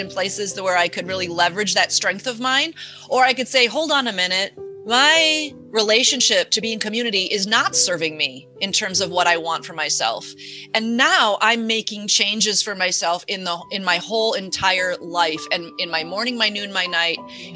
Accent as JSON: {"language": "English", "area": "near Chicago", "region": "Illinois", "country": "United States", "tie": "born or raised there", "said": "I grew up near Chicago"}